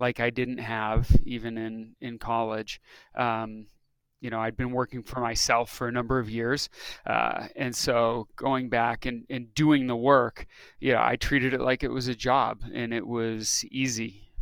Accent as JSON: {"language": "English", "region": "upstate New York", "country": "United States", "tie": "born or raised there", "also_born_or_lived": "coastal Massachusetts / Rhode Island", "moved": "as an adult", "lives_now": "Salt Lake City, United States", "said": "I was born in New York, grew up there, upstate New York, and Massachusetts, coastal Massachusetts"}